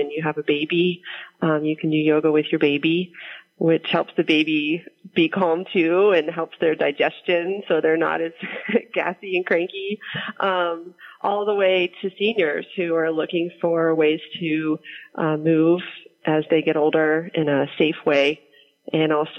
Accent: Pittsburgh, Pennsylvania, United States; I grew up in the East End. I still live there.

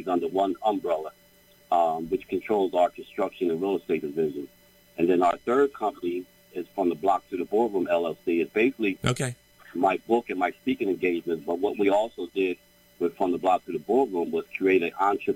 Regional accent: Trenton, New Jersey, United States; also born or lived in Asbury Park, New Jersey; I grew up in Trenton all my life

